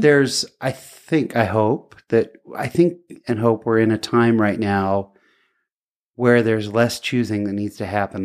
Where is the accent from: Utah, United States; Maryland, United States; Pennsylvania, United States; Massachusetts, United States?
Utah, United States; I'm from Utah